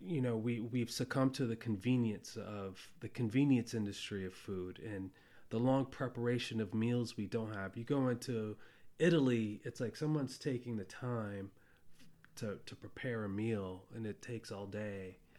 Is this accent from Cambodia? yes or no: yes; Cambodia; born there; I was born in Cambodia at a time when, you know, famine took over that country.